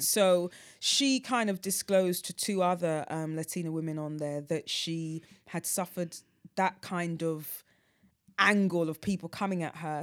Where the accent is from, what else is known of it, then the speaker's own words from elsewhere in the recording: London, United Kingdom; I grew up in North Weezy.